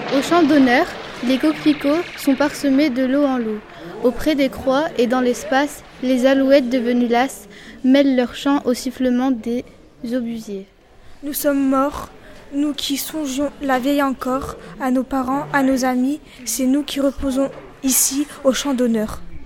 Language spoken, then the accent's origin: French; Montreal, Quebec, Canada; je viens du Québec à Montréal, donc au Canada.